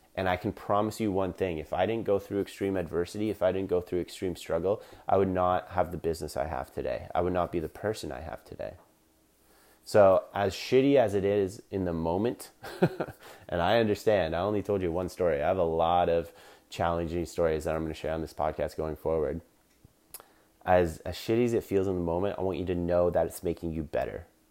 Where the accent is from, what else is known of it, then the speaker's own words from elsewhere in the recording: Collingwood, Ontario, Canada; in my hometown in Collingwood, Ontario, Canada